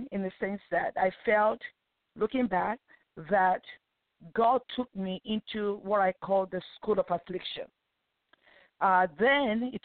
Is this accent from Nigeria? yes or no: yes; Nigeria; now in United States; I grew up in Nigeria. I was born in Nigeria before I relocated to United States of America many years ago